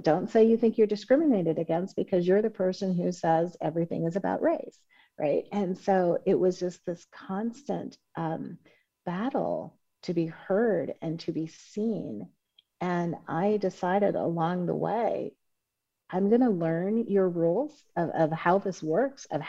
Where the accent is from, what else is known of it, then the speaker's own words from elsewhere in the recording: Oakland, California, United States; I grew up in Oakland, California